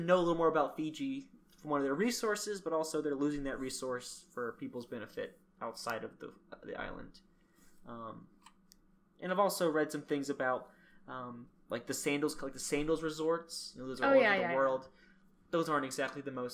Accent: Alabama, United States; I'm from the Deep South, Alabama.

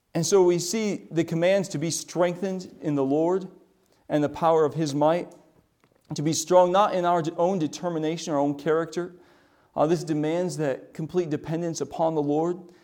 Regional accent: South Dakota, United States; moved away; we grew up in South Dakota.

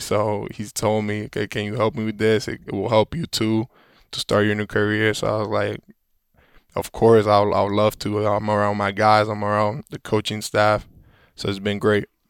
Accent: Puerto Rico; born or raised there; moved away

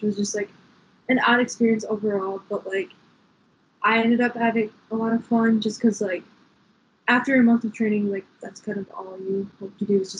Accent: Franklin, Wisconsin, United States; I'm from Franklin, Wisconsin

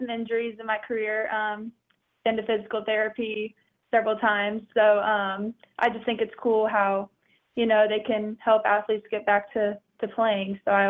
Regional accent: Wichita, Kansas, United States; Well, fun fact, Wichita is where I used to live. I'm actually very from Wichita, very beginning.

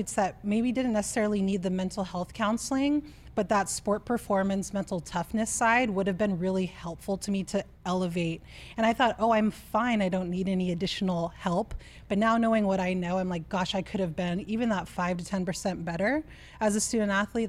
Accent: California, United States; I'm from California. I've spent most of my time on the coasts.

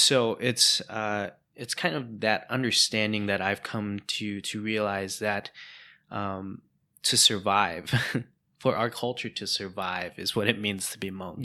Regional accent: United States; first language English; being Hmong American, um, being a second gen immigrant, um, where English became your first language

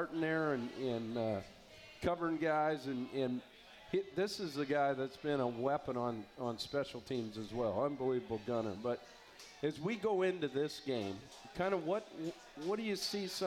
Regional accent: Montana, United States

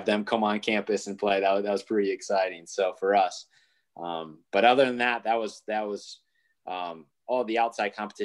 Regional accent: Michigan, United States; I'm from Michigan

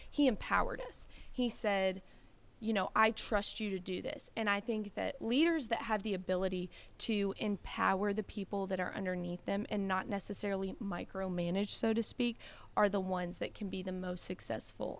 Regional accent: Bowling Green, Kentucky, United States; moved away as an adult; now in Clarksville, United States; I'm originally from Bowling Green, Kentucky, which is about an hour and a half drive

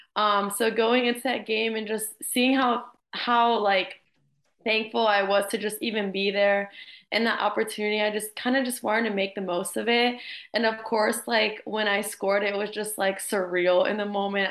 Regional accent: Jacksonville, Florida, United States; also born or lived in Miami; I'm from Jacksonville. I played here at the club Armada um, all my years through elementary, middle, and high school

